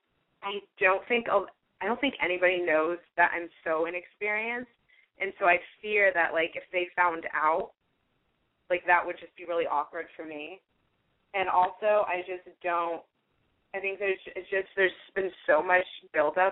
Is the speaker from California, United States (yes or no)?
yes; San Francisco, California, United States; moved away as an adult; now in Los Angeles, United States; I'm originally from San Francisco, but I'm going to school in Los Angeles at UCLA